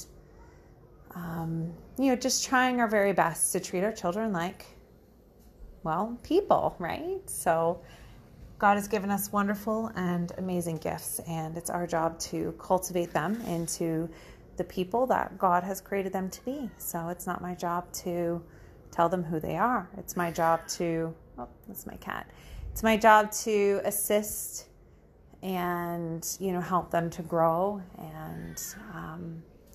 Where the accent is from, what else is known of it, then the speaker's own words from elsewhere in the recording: United States; moved away as an adult; now in Ontario, Canada; I am actually American. I'm from the States.